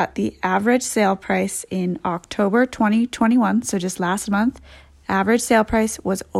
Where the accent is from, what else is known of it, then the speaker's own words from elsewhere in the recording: Edmonds, Washington, United States; Yes, born and raised in Edmonds.